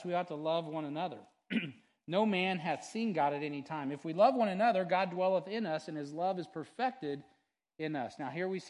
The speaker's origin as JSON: {"language": "English", "country": "United States", "said": "as an American"}